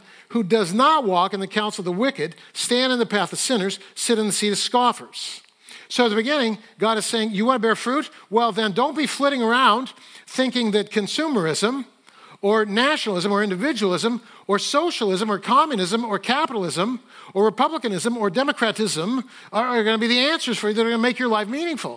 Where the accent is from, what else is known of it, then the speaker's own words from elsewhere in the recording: Fresno, California, United States; I grew up in Fresno, California